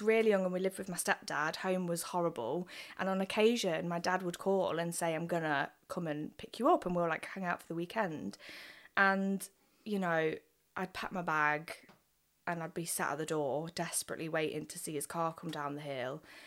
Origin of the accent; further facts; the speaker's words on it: Nottingham, East Midlands, United Kingdom; also born or lived in Worksop / West Bridgford / Arnold; I grew up in Nottingham, born and bred, um, lived in Arnold almost all of my life